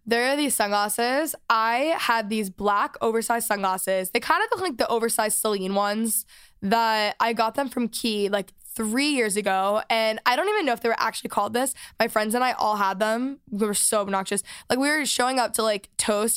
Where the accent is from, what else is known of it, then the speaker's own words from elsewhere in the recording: North Texas, United States; I grew up in Texas in North Texas.